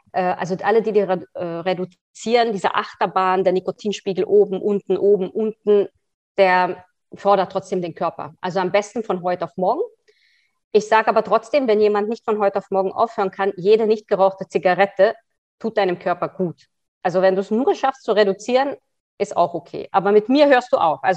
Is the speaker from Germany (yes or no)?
no; Hungary; born there; also born or lived in Austria; Ich bin zwar Österreicherin, aber ich bin gebürtige Ungarin. Ich habe in vielen Ländern gelebt.